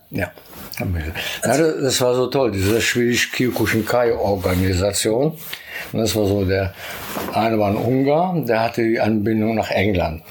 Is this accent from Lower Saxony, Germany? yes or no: yes; Braunschweig, Lower Saxony, Germany; in Braunschweig, da wo ich herkomme